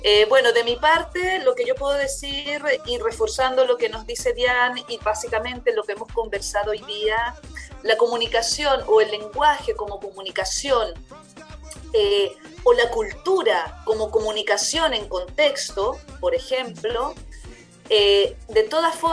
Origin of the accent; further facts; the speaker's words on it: Chile; ¿Por qué en Chile tenemos un acento que no es el argentino, por ejemplo